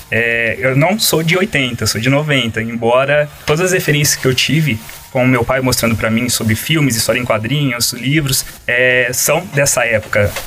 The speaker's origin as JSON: {"language": "Portuguese", "town": "Cravinhos", "region": "São Paulo", "country": "Brazil", "said": "sou de Cravinhos, talvez não tenha no mapa, mas... É. Não, Cravinhos, para quem não conhece, é uma cidade aqui uh, na, nas redondezas, na região aqui"}